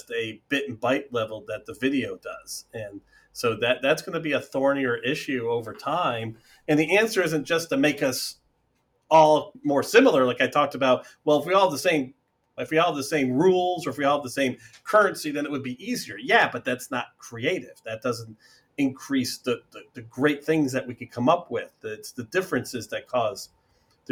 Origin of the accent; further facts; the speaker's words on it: United States; being American